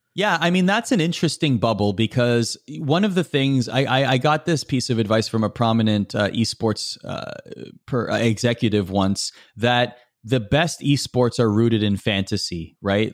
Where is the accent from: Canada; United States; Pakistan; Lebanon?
Canada; as a Canadian, you have to love hockey